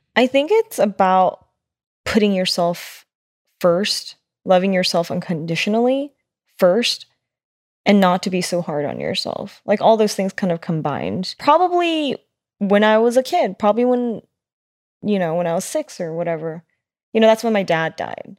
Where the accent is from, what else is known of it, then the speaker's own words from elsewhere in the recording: United States; being Asian American, being born in the U S